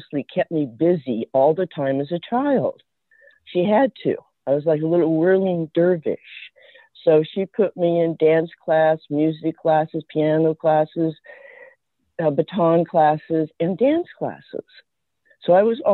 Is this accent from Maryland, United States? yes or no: no; Greeley, Colorado, United States; moved away as an adult; now in Hawaii, United States; I grew up in Greeley, Colorado